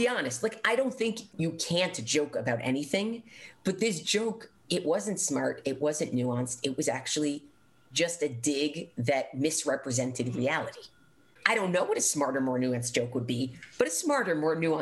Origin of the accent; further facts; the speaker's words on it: United States; as an American Jew